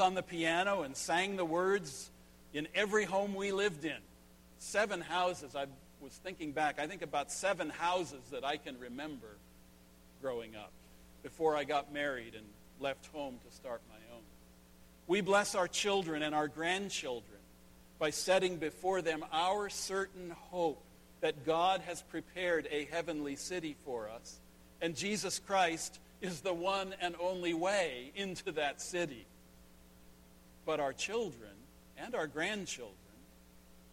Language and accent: English; Northern California, United States; the little country church where I grew up in Northern California